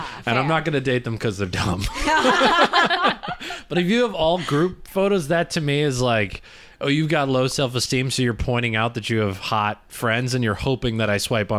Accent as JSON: {"language": "English", "region": "Michigan", "country": "United States", "moved": "yes", "lives_now": "New York, United States", "said": "I'm from Michigan, so every guy goes fishing."}